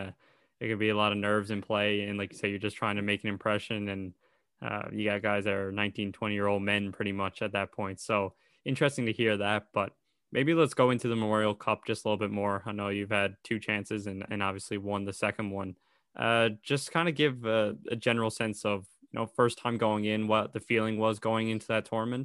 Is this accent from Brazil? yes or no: no; Newfoundland and Labrador, Canada; being from Newfoundland